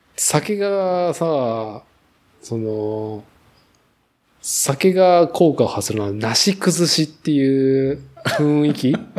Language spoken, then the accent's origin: Japanese; Nagoya, Aichi, Japan; 名古屋住まい、名古屋生まれ、名古屋育ちで、